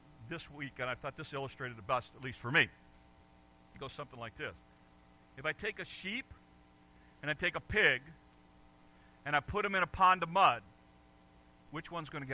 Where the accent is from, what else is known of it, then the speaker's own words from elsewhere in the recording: United States; moved away; also born or lived in Detroit, Michigan / Chicago, Illinois; I grew up in Detroit and Chicago